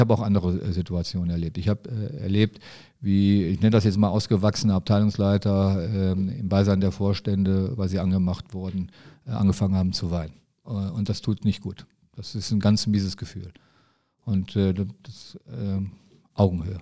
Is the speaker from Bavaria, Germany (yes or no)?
no; Neuss, North Rhine-Westphalia, Germany; ich bin in, in Neues groß geworden, wir sind zur Neuss zur Schule gegangen